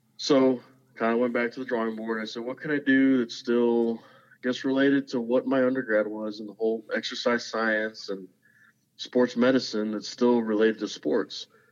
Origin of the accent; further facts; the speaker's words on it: Zapata, Texas, United States; moved away as an adult; now in Alamo, United States; I'm originally from Zapata, Texas